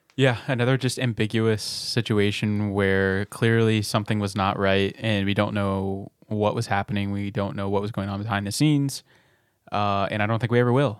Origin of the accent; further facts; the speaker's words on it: Nixa, Missouri, United States; Nixon, Missouri, uh, my hometown.